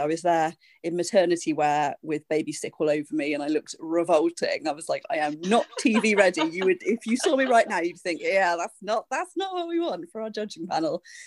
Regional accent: United Kingdom; I'm a British singer, songwriter, artistic director

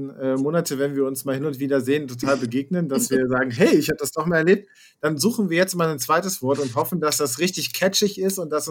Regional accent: Hesse, Germany; moved away as an adult; now in Berlin, Germany; allerdings komme ich aus ursprünglich aus Nordhessen

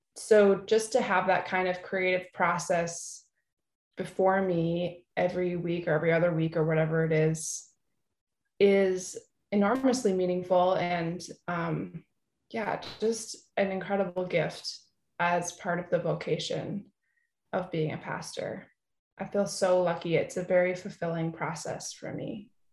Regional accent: California, United States; also born or lived in East Coast; now in St. Paul, United States; I grew up in California and I lived for a while on the East Coast.

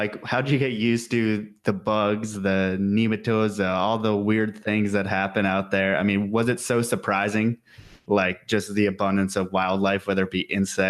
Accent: New York, United States; as someone from New York also

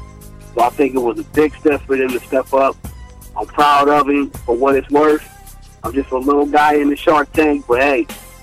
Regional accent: West Coast, United States; how we grew up on the West Coast

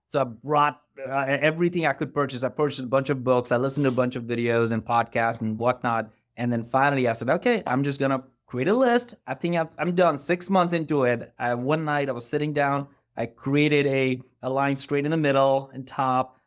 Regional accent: India; moved away as an adult; now in Atlanta, United States; I grew up in India

